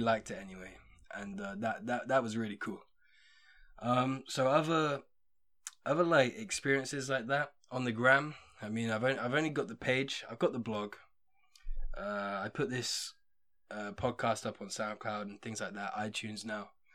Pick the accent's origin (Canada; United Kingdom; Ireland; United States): United Kingdom; England; being English